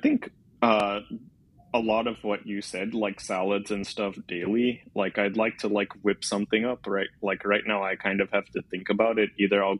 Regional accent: India; So I'm Indian, and there's a few dishes that my mom makes that I really miss.

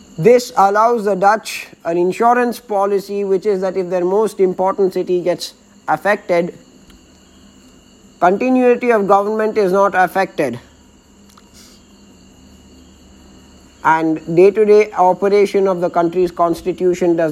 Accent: Bangalore, Karnataka, India; My hometown of Bangalore happens to be the most important city and the capital of Karnataka

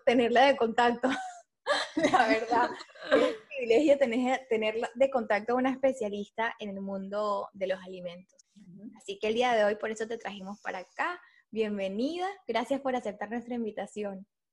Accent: Venezuela; moved away; las tres somos venezolanas

